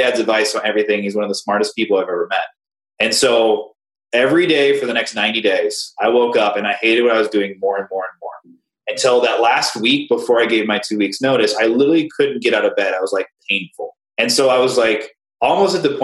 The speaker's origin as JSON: {"language": "English", "town": "Cheyenne", "region": "Wyoming", "country": "United States", "tie": "born or raised there", "said": "I grew up in Cheyenne, Wyoming, tiny little place, middle of nowhere"}